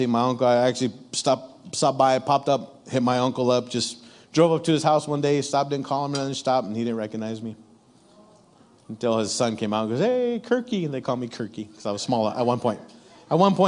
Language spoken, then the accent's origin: English; Ontario, California, United States; growing up in my neck of the woods, Ontario, California